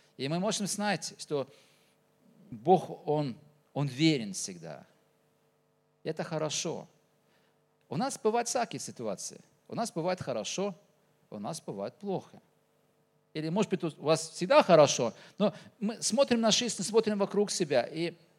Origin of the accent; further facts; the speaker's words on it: Norway; accent: Norwegian pronunciation; Russian is a second language; now in Tuva, Russia; Родился в Норвегии, а так-то уже, э, уже так живу и в Туве